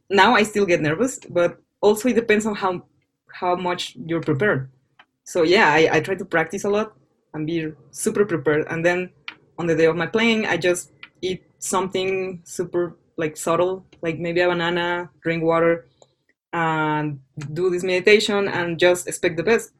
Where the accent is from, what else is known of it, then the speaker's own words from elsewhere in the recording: Mexico; English is a second language; moved away; also born or lived in Florida; I was from Mexico